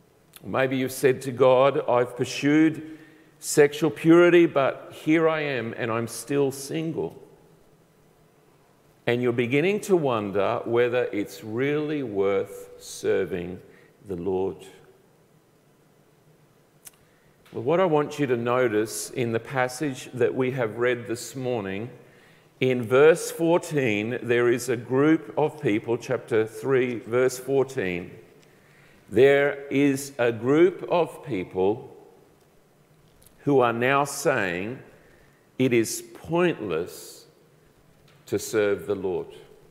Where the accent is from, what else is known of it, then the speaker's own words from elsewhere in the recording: Colombia; I grew up in South America. My parents were missionaries, and so I grew up in the country of Colombia, the top northwest part of South America.